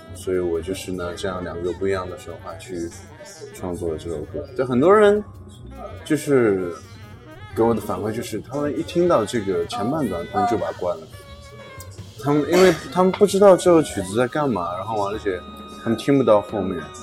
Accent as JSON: {"language": "Chinese", "country": "China", "said": "我们中国人"}